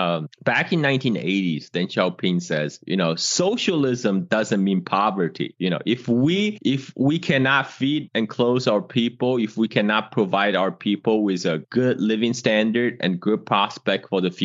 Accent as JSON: {"language": "English", "country": "China", "tie": "born or raised there", "said": "I grew up in China in 1980s. I was born in 1976."}